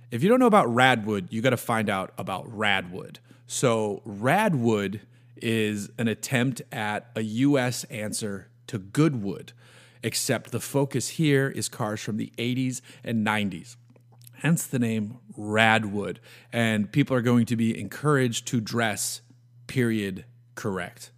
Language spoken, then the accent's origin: English; New England, United States; Growing up in New England on the water